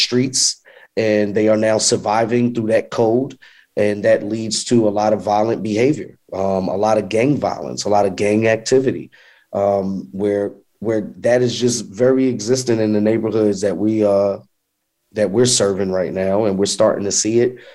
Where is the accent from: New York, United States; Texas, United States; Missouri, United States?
New York, United States; now in Charlotte, United States; I'm from New York. So as I started to come down south